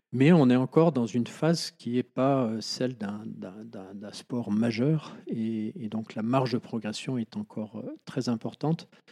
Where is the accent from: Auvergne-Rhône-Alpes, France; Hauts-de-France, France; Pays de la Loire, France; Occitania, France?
Auvergne-Rhône-Alpes, France; Chamonix; also born or lived in Bonneville; J'ai fait ma sixième ici à Chamonix et en fait, après, je suis parti au lycée de Bonneville, à 60 km d'ici.